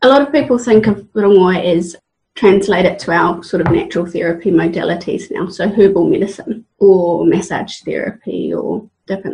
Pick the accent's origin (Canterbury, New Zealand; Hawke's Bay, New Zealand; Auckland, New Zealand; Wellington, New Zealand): Hawke's Bay, New Zealand; Waipukurau; moved away as an adult; also born or lived in Australia; now in Hawke's Bay, New Zealand; I was born and raised in Waipukuro in Hawke's Bay